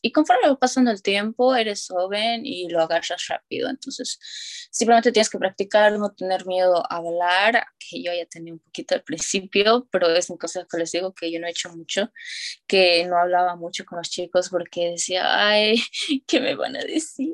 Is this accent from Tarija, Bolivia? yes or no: yes; Tarija, Bolivia; first language Spanish; moved away as an adult; now in United States; yo soy de Bolivia